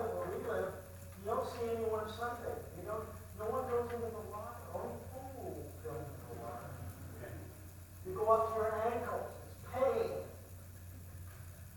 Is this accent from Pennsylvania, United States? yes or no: no; Boston, Massachusetts, United States; I grew up, I was born in Boston